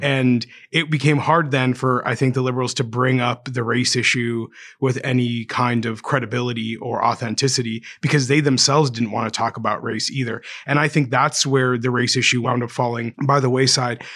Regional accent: Canada; I'm just a Canadian, I mean, my father's from Kenya, my mother's from Ireland

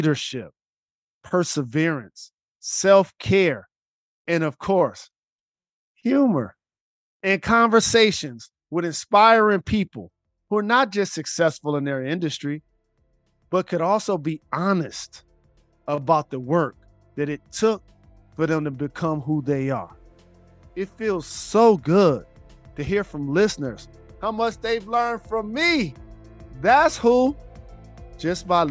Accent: Detroit, Michigan, United States; I grew up on Green Line, right around the block from there when I was young

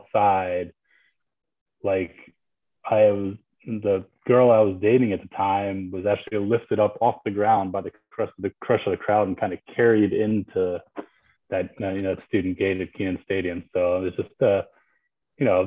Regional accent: New Jersey, United States; moved away as an adult; now in North Carolina, United States; I grew up in Jersey

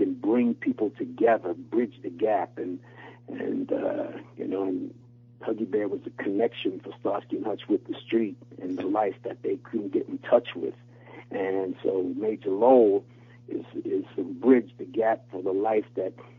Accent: New York City, New York, United States; as I was growing up in New York City

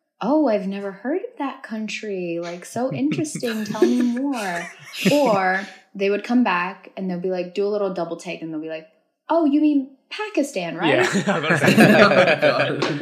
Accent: Los Angeles, California, United States; also born or lived in Uzbekistan / Chicago / Santa Barbara; moved over to like the Valley in LA, and I was raised there

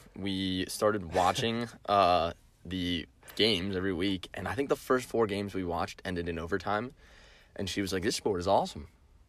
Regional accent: Connecticut, United States; But I'm from

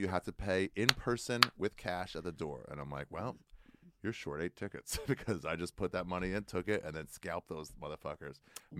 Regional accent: Maryland, United States; moved away; I grew up in Maryland.

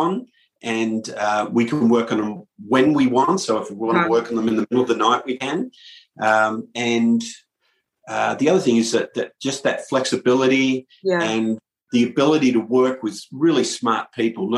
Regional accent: Perth, Western Australia, Australia; moved away as an adult; now in United States; I'm from Perth, Australia, originally, and have been in the US for 21 years

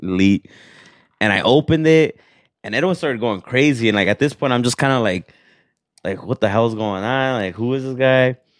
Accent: Los Angeles, California, United States; moved away; also born or lived in Jerez, Zacatecas, Mexico; grew up in L A, and then I moved here thirteen years ago

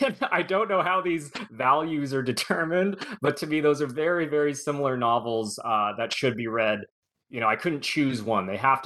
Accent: California, United States; I was born and raised in Southern California, like I said, and so I've always been fascinated just on a personal level with the movies and movie production.

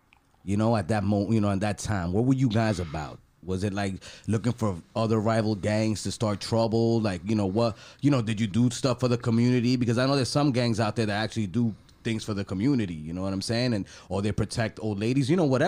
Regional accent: New York City, New York, United States; where I grew up in Harlem.

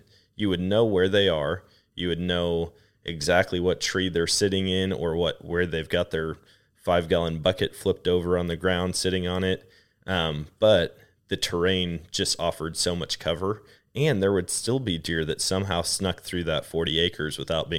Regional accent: Wisconsin, United States; that's completely opposite of what I grew up experiencing in Wisconsin.

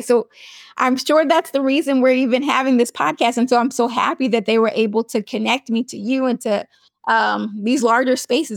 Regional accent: New York, United States; I'm from New York

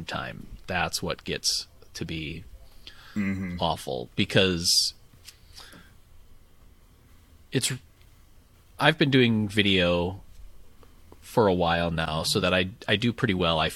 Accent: Appleton, Wisconsin, United States; my hometown in Appleton, Wisconsin

